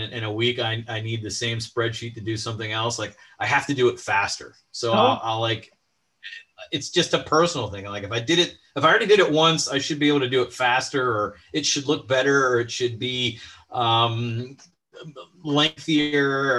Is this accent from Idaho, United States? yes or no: no; Boiling Springs, Pennsylvania, United States; also born or lived in State College; I grew up in just outside of Carlisle in Bowling Springs is where I went to high school. In fact, I still live there.